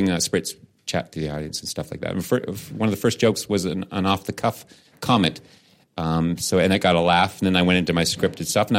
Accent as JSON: {"language": "English", "country": "Canada", "said": "I'm Canadian"}